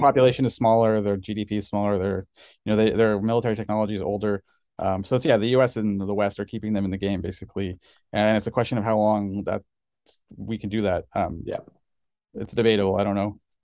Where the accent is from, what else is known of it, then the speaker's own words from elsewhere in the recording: Canada; now in United States; I'm Canadian, but I got citizenship